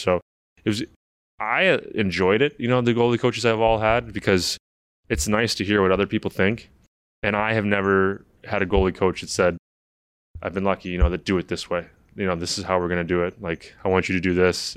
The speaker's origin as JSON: {"language": "English", "town": "St. Louis", "region": "Missouri", "country": "United States", "tie": "born or raised there", "moved": "yes", "said": "growing up in Saint Louis back then"}